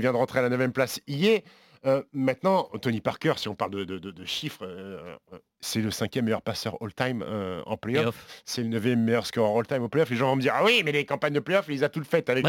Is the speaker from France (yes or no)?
yes; France; on est Français